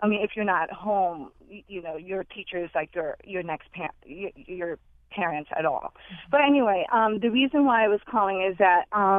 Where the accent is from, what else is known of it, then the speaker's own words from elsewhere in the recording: Philippines; now in United States; I just wanted to share a comment regarding growing up in the Philippines, how different it is.